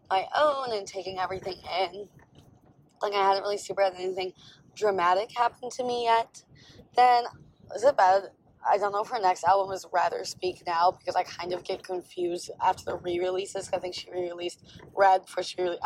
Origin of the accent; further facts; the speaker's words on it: Wisconsin, United States; I grew up in Wisconsin